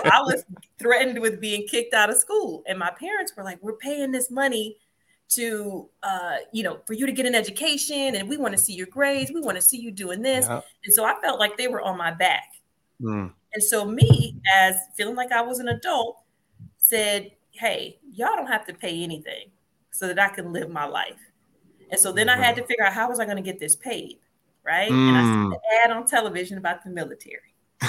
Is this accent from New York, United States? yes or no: no; Compton, California, United States; also born or lived in Chicago; But I was born in Chicago, but I was raised in California, Compton, California, for a little bit of my life.